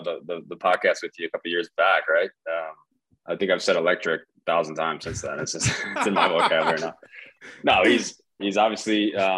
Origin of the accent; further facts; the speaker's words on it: 30 minutes south of Green Bay, Wisconsin, United States; also born or lived in Chicago, Illinois; I was born in Chicago. I lived in Wisconsin my whole life. Grew up 30 minutes south of Green Bay